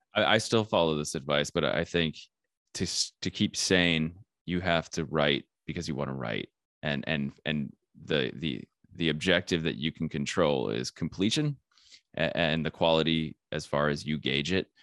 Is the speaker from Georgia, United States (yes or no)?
no; Flagstaff, Arizona, United States; I am from Flagstaff, Arizona, which is a small town